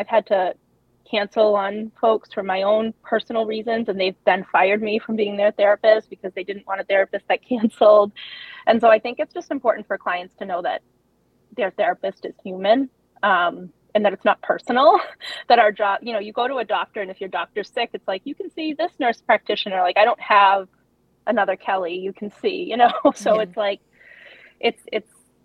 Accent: Massachusetts, United States; I was born and raised in Massachusetts

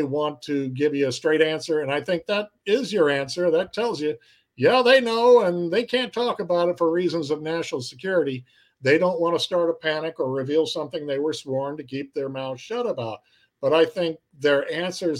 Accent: Cape Girardeau, Missouri, United States; my hometown of Cape Girardeau, Missouri

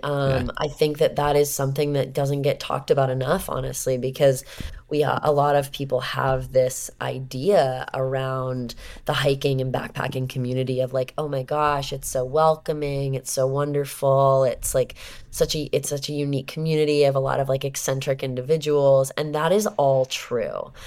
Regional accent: Southern California, United States; I'm from Southern California.

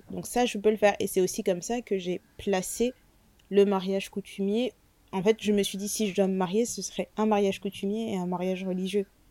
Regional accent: France; je suis née en France

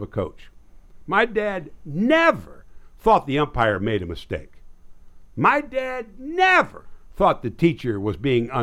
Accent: Nebraska, United States; now in Texas, United States; My hometown was 1,300 people

